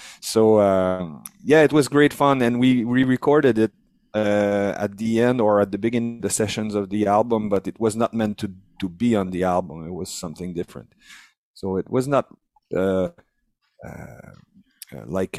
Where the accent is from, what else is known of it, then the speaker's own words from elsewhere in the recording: Canada; we're French Canadian